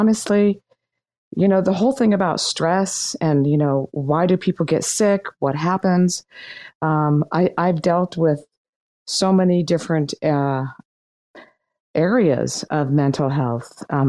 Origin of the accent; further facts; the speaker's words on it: Laguna Beach, California, United States; I grew up in Laguna Beach